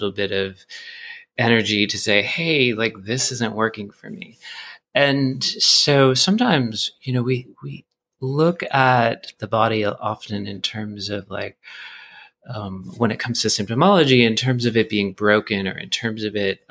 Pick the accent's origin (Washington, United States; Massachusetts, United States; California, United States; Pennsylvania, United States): Massachusetts, United States; Boston; now in Brooklyn, New York, United States; I grew up in Boston.